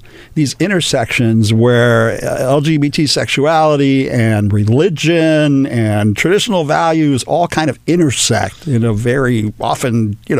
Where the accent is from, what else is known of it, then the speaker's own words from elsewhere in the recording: Los Angeles, California, United States; I was born and raised here